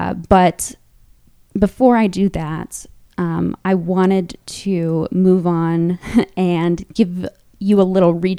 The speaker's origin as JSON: {"language": "English", "region": "Wisconsin", "country": "United States", "tie": "born or raised there", "also_born_or_lived": "Illinois / Virginia", "accent": "Midwestern", "moved": "yes", "said": "I grew up in Wisconsin, but I grew up mainly around coastal Wisconsin and coastal Illinois, which is part of the inland North region."}